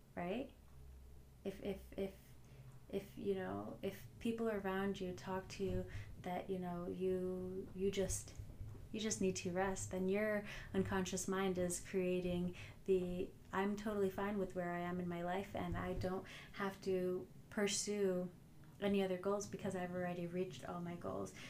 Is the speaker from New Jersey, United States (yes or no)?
yes; New Jersey, United States; I'm from New Jersey, so you know I have that Jersey attitude on the highway